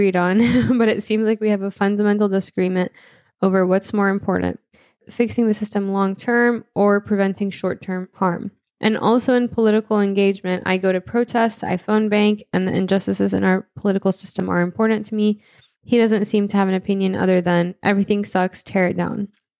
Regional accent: Florida, United States; I grew up in Florida. I've seen how third-party votes act as spoilers.

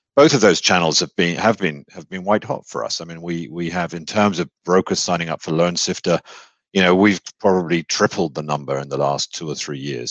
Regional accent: United Kingdom; accent: British; moved away as an adult; now in Texas, United States; I was born in the UK. Um, I'm a Brit

